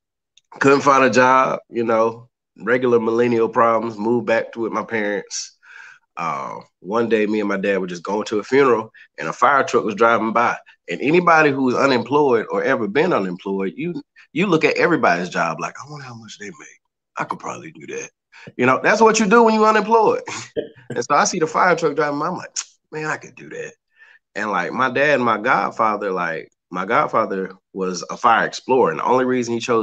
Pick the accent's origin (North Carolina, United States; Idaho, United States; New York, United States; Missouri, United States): North Carolina, United States; Charlotte; I am originally from Charlotte, North Carolina. I still reside in Charlotte, North Carolina.